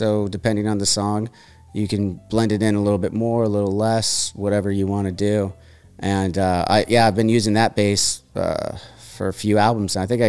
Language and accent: English; Santa Barbara, California, United States; So growing up in Santa Barbara, I love that you mentioned the style of bass that we grew up on